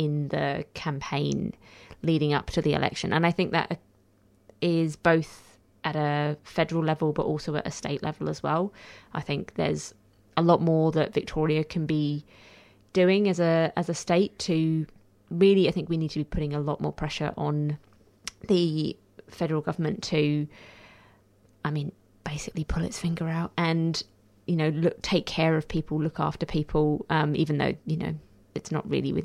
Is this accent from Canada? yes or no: no; United Kingdom; now in Australia; I'm British